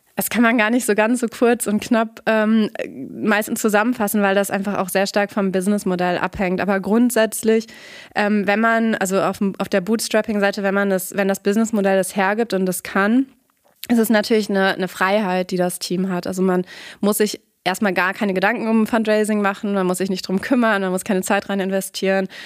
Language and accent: German; Nordhorn, Lower Saxony, Germany; moved away as an adult; also born or lived in Frankfurt / New York / Guatemala; now in Münster, Germany; ursprünglich komme ich auch aus der Region, bin in Nordhorn aufgewachsen